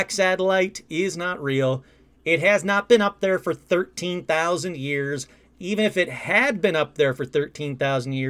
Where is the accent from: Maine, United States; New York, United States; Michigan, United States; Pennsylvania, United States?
Michigan, United States; Sterling Heights; moved away as an adult; now in California, United States; I grew up in Sterling Heights, Michigan